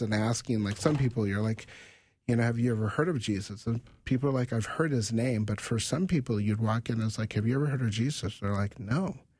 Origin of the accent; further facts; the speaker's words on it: United States; as a African American um, growing up in America